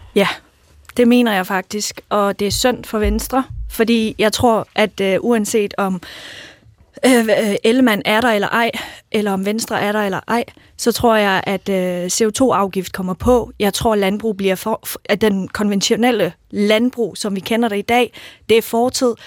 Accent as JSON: {"language": "Danish", "region": "Jutland", "country": "Denmark", "said": "jeg kommer selv fra Jylland"}